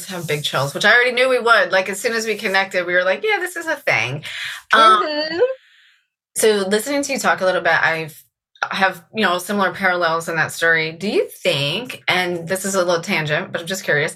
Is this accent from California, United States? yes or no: no; Sterling, Virginia, United States; also born or lived in Reston, Virginia; I grew up in Virginia too